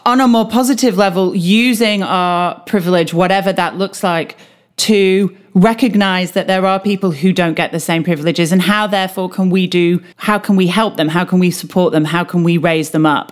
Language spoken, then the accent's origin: English; United Kingdom; as a Brit